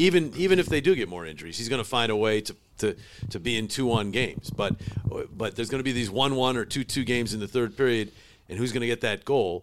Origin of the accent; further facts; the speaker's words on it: Utica, New York, United States; also born or lived in Cortland, New York / Syracuse, New York; I was born in Cortland, but my family moved to Utica when I was like six months. So I basically was born and raised in, in Utica